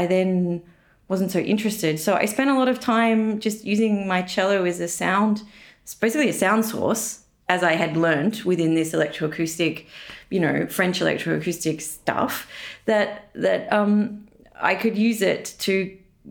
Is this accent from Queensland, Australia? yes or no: no; Tasmania, Australia; moved away as an adult; now in Berlin, Germany; I'm from Tasmania, which is like an island underneath Australia, slightly different culturally.